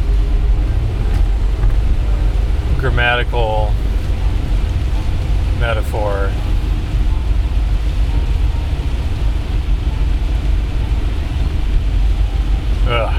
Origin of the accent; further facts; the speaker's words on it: Hammond, Indiana, United States; moved away; also born or lived in Chicago; Growing up in Chicagoland, more specific Hammond, Indiana, we got quite a diverse array of weather.